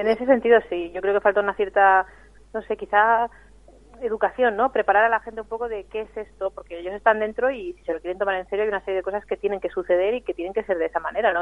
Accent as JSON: {"language": "Spanish", "region": "Catalonia", "country": "Spain", "moved": "yes", "lives_now": "Vitoria, Spain", "said": "yo soy catalana"}